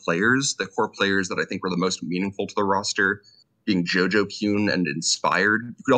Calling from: New York City, New York, United States; Howdy, y'all. Coming from the Big Apple, New York City. Just moved up here recently, which is pretty hype.

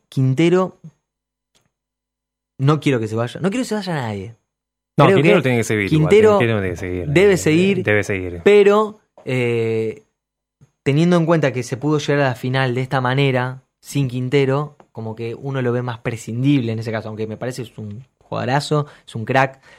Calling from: Martín Coronado, Buenos Aires Province, Argentina; Buenas noches … de Martín Coronado.

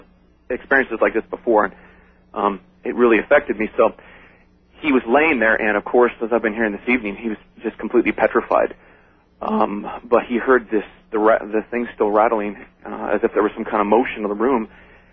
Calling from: Los Angeles, California, United States; I'm calling from Woodland Hills, California

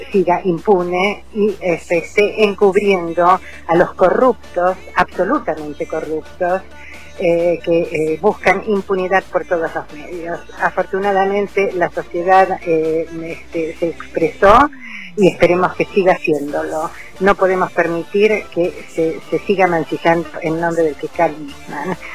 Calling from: Vicente López, Buenos Aires Province, Argentina; de Vicente López.

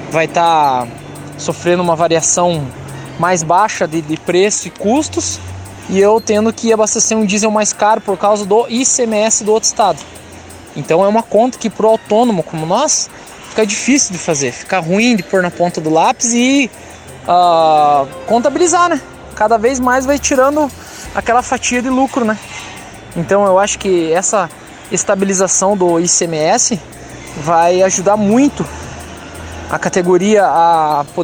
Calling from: Campina Grande do Sul, Paraná, Brazil; sou de Campina Grande do Sul, Paraná.

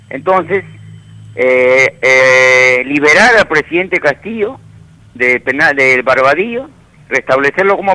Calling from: Villa María del Triunfo, Lima, Peru; Sí, este, buenos días, hermano Ibel. … de Villa María del Triunfo.

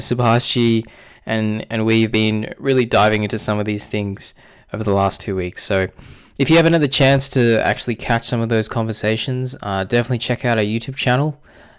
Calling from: Sydney, New South Wales, Australia; I'm joining you from Sydney, Australia

